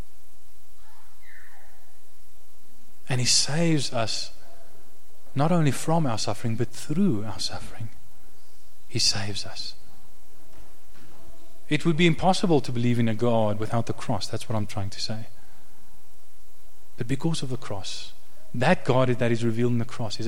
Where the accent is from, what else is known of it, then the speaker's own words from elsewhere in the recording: South Africa; Even though I'm a South African, I'm not a Jew like Jesus. I'm a South African